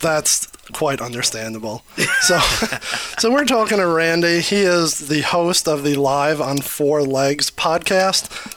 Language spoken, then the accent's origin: English; New York, United States; now in Detroit, United States; I'm also originally from New York. Um, been in Detroit for 30 years